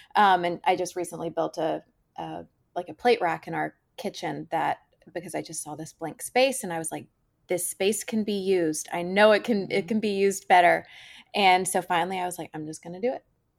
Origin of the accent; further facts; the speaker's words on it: Georgia, United States; So anyway, I grew up in Georgia. I was very outdoorsy, but I was an incredibly big girly girl.